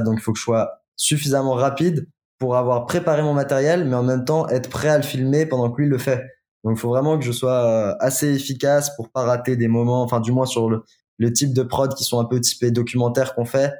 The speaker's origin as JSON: {"language": "French", "town": "Lyon", "region": "Auvergne-Rhône-Alpes", "country": "France", "said": "Je suis lyonnais."}